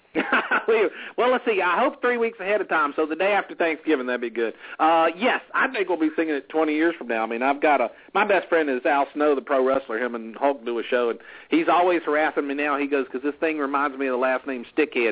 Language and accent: English; the South, United States; accent: Southern; I am from the South